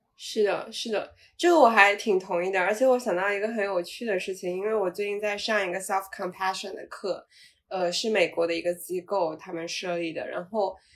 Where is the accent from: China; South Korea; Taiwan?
China; Shenzhen, Guangdong; moved away as an adult; also born or lived in United States / North Carolina; now in Dali, China; 我是在深圳长大